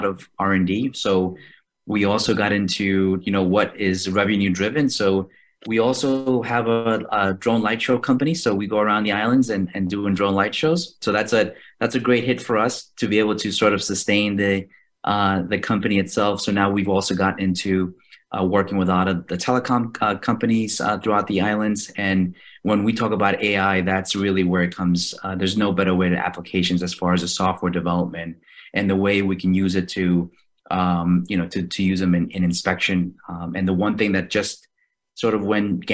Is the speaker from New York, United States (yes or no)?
yes; New York City, New York, United States; moved away as an adult; also born or lived in Indo-Pacific area; I'm actually originally from Queens, New York